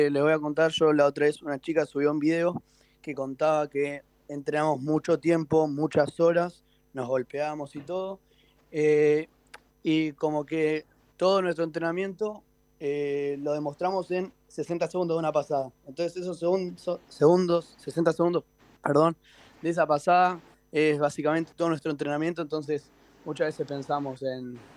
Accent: Vicente López, Buenos Aires Province, Argentina; Sí, sí, vivo acá en zona norte, en Vicente López.

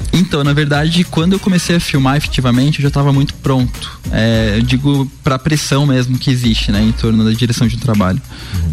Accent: Curitiba, Paraná, Brazil; eu cresci em Curitiba, que é uma cidade com muito incentivo à cultura

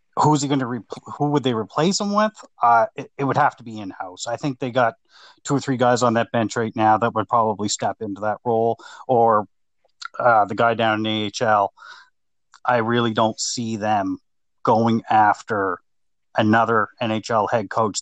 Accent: Nova Scotia, Canada; I'm just a Hab fan growing up in Nova Scotia

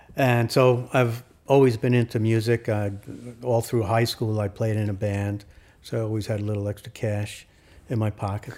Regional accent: New York City, New York, United States; also born or lived in Queens; I grew up in Brooklyn.

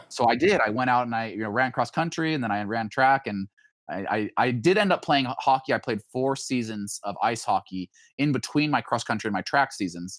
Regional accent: Boise, Idaho, United States; now in Springfield, United States; growing up in Idaho

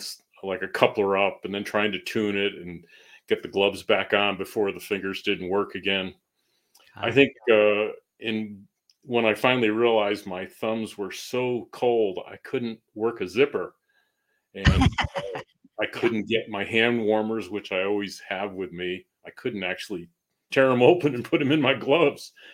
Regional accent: Northern Berkshires, Massachusetts, United States; moved away as an adult; also born or lived in Boston area, Massachusetts; now in New Mexico, United States; I grew up in New England, kind of rural part of New England, Massachusetts. The Northern Berkshires

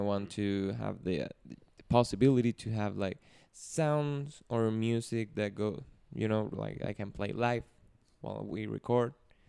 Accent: Venezuela; first language Spanish; English is a second language; moved away; I'm more a Caribbean body. I'm from Venezuela, to be exact.

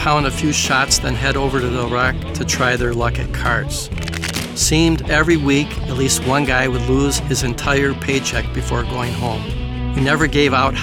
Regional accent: Plymouth, Michigan, United States; My hometown of Plymouth, Michigan

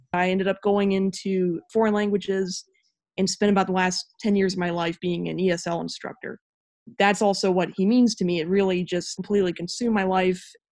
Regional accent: Salem, Ohio, United States; I'm 34 years old, and I grew up in Salem, Ohio.

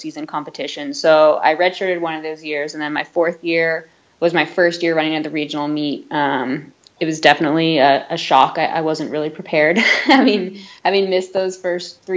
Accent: Santa Rosa, California, United States; I grew up in Santa Rosa

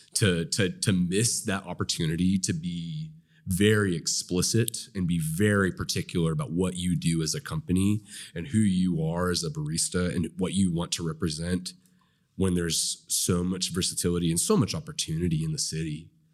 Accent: Nowata, Oklahoma, United States; I grew up in Nowata.

